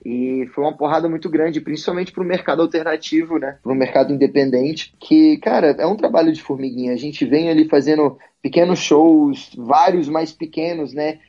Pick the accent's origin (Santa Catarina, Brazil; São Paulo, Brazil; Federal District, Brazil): Federal District, Brazil; Brasília; Eu sou de Brasília